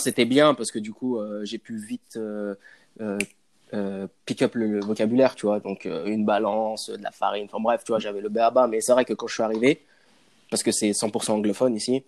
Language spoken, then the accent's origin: French; Villeurbanne, Auvergne-Rhône-Alpes, France; moved away as an adult; now in Canada; je suis né à Villeurbanne, Lyon